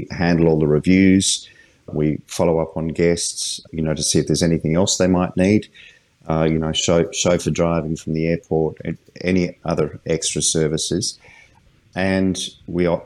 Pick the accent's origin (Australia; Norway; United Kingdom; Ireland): Australia; Adelaide, South Australia; I'm actually from Adelaide